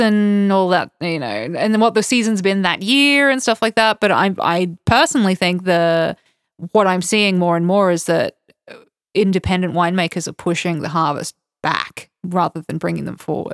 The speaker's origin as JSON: {"language": "English", "town": "Toowoomba", "region": "Queensland", "country": "Australia", "tie": "born or raised there", "moved": "yes", "lives_now": "Georgia", "said": "I grew up in a place called Toowoomba"}